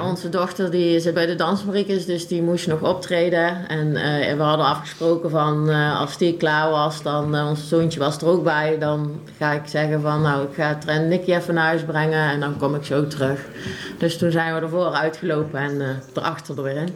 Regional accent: De Scharen, North Brabant, Netherlands; ik ben opgegroeid in de Scharen.

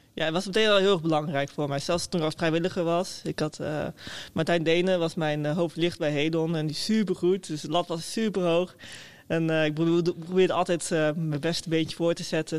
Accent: Meppel, Drenthe, Netherlands; ik kom uit Meppel. Dat is een klein, eh, klein, stadje boven Zwolle.

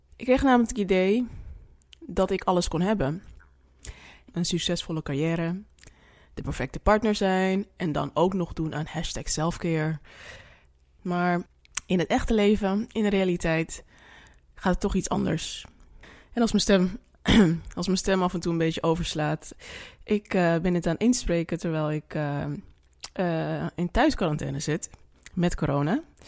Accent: Suriname; now in Netherlands; ik ben Surinaamse

